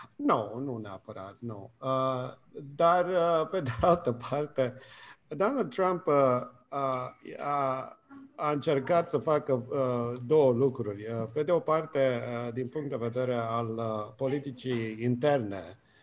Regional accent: Romania; moved away as an adult; now in United States; am plecat din România acum 30 de ani și mă trezesc înapoi în România de acum 30 de ani

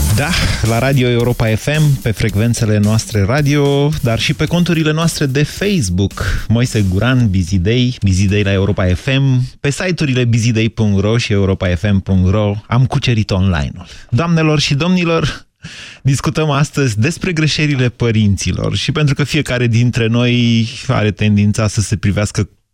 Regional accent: Drobeta-Turnu Severin, Mehedinți County, Romania; eram de la Severin

